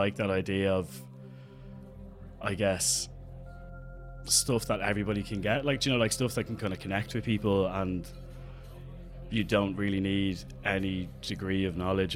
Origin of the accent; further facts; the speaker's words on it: Dublin, Leinster, Ireland; I'm an artist from Dublin